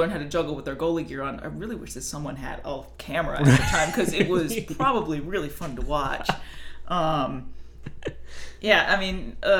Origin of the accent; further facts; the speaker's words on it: Arlington, Virginia, United States; I actually grew up in Arlington